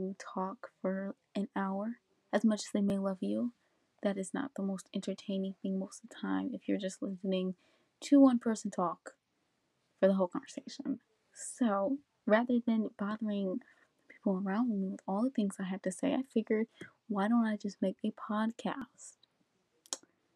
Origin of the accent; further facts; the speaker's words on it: United States; I am a high school senior in America. I am African American female